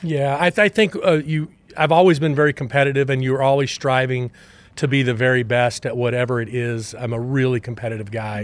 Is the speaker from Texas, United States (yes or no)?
yes; Temple, Texas, United States; moved away as an adult; also born or lived in Austin, Texas / Arlington, Texas; now in Kansas City, United States; I grew up in Temple, Texas, and really, uh, more of a football background